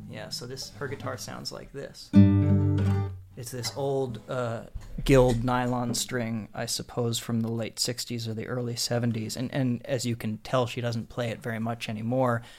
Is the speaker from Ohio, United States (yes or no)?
no; Harrisburg, Pennsylvania, United States; also born or lived in suburbs of Philadelphia; I grew up in Harrisburg, Pennsylvania